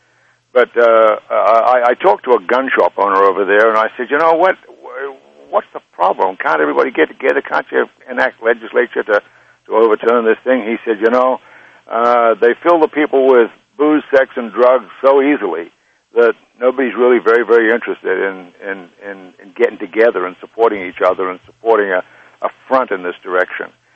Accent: Australia; moved away as an adult; now in United States; I'm a citizen here. I have been and proud of it for nearly 40 years. But I was born in Australia

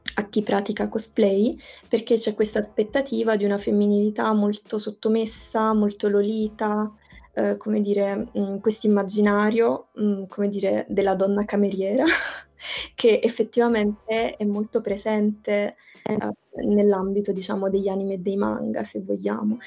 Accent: province of Naples, Campania, Italy; io appunto sono della, vengo dalla provincia di Napoli

